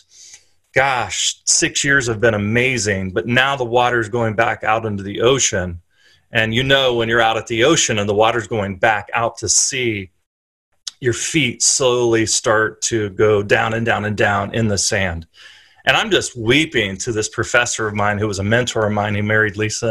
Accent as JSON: {"language": "English", "town": "Columbus", "region": "Ohio", "country": "United States", "tie": "born or raised there", "also_born_or_lived": "Princeton, New Jersey", "moved": "as an adult", "lives_now": "Philadelphia, United States", "said": "I grew up in Columbus, Ohio"}